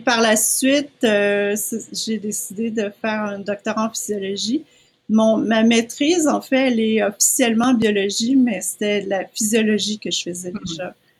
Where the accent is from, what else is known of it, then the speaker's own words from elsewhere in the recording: Quebec, Canada; moved away as an adult; also born or lived in United States; je suis née au Québec, je suis restée au Québec toute ma vie